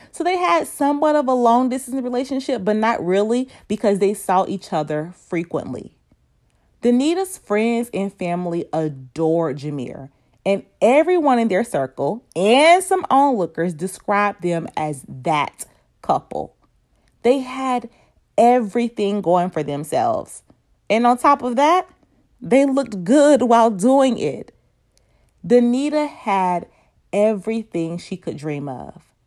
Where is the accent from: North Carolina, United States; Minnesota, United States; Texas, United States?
North Carolina, United States; Winston-Salem; moved away; I was in my hometown's backyard, Winston-Salem